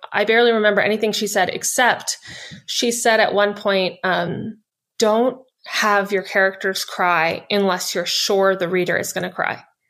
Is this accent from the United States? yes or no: yes; United States; I'm an American author